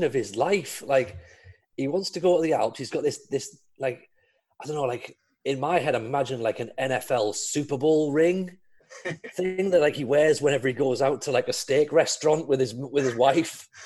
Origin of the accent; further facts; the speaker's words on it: the Northeast, North East England, United Kingdom; I grew up in the Northeast